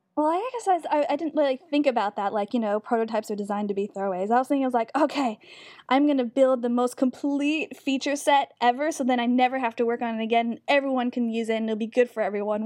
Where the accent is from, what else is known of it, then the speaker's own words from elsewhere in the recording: New York, United States; moved away as an adult; now in Bay Area, United States; I'm from New York, but I have been in the Bay Area for about two and a half years